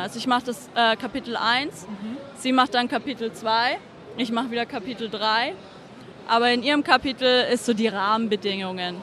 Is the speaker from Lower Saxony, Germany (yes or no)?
no; Stuttgart, Baden-Württemberg, Germany; now in Zurich, Switzerland; es ist halt Stuttgart. das ist meine Heimatstadt